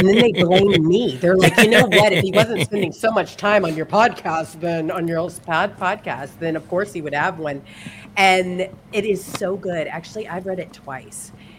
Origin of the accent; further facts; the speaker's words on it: Mississippi, United States; also born or lived in Florida; And so, actually, originally I'm from Mississippi, but I lived in Florida